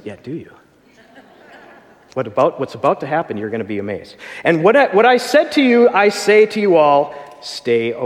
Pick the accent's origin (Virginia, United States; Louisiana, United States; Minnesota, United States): Minnesota, United States; Minneapolis; I come from Minneapolis, right there at the place where George Floyd was killed there